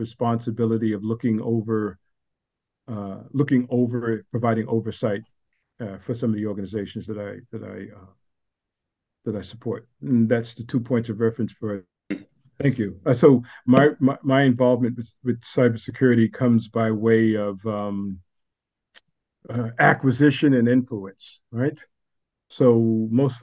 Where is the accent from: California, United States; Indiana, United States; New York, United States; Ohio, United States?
New York, United States; New York City; now in Austin, United States; I'm from Brooklyn and now I live in Austin, Texas